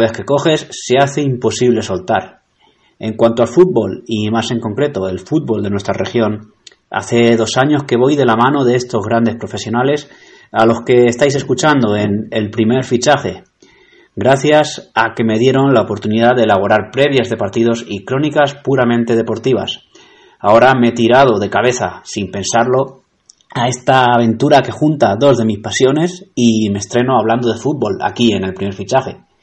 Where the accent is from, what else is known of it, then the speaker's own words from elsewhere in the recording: Albacete, Castilla-La Mancha, Spain; mi ciudad, Albacete